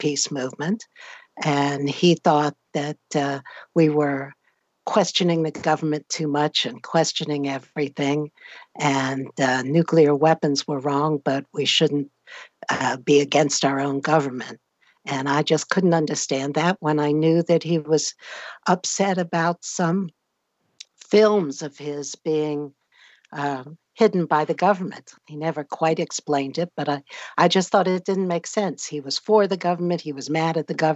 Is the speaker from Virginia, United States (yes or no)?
no; New York City, New York, United States; I grew up in Manhattan, as my father had done before me.